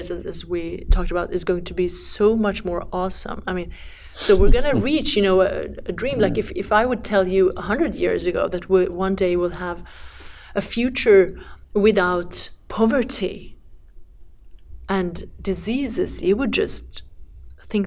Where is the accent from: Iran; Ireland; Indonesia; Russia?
Iran; now in Sweden; my home country, Iran